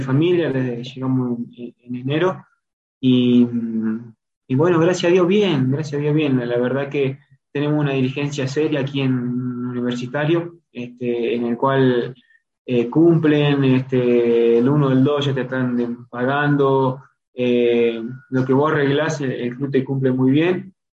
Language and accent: Spanish; Salvador María, Buenos Aires Province, Argentina; moved away as an adult; also born or lived in Ecuador; now in Sucre, Bolivia; yo soy de Salvador María